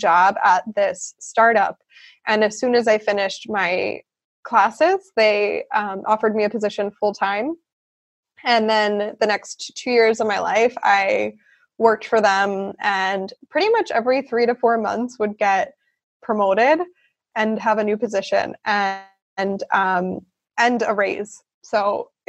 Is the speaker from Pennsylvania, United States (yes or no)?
yes; Philadelphia, Pennsylvania, United States; moved away as an adult; also born or lived in South Carolina / Chicago, Illinois; now in Freiburg, Germany; I'm from originally Philadelphia, Pennsylvania in the U.S.